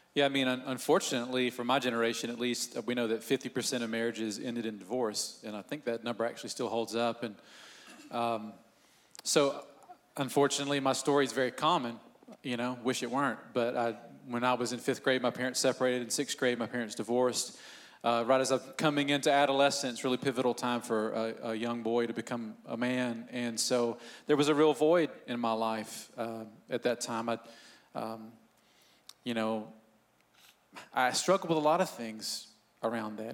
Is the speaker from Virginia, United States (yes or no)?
no; Northeast Georgia, United States; I grew up in Northeast Georgia